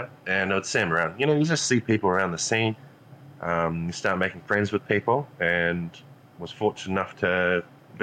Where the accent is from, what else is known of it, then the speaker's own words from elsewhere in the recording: Invercargill, Southland, New Zealand; down in my hometown of Invercargill, New Zealand, which is at the bottom of New Zealand